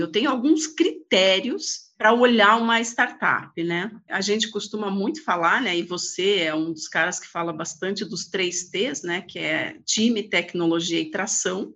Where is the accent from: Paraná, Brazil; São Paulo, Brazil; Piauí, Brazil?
Paraná, Brazil; Lapa; eu nasci numa cidade próximo daqui, na Grande Lapa, né? Vim aos 16 anos para cá para estudar como bons filhos de lapiano